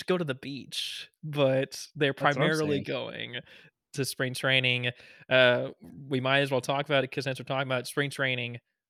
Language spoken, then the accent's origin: English; Houston, Texas, United States; my hometown team, and the first thing you talked about is just like, yeah, it's the Houston Astros.